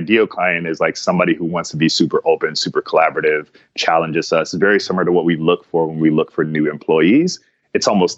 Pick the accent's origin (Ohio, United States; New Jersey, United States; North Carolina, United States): Ohio, United States; Cleveland; now in San Diego, United States; I grew up in Cleveland, Ohio.